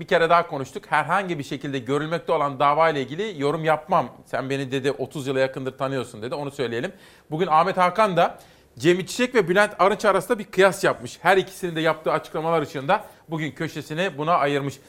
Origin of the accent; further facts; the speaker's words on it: Simav, Kütahya, Turkey; Ben tabii Kütahya Simavlıyım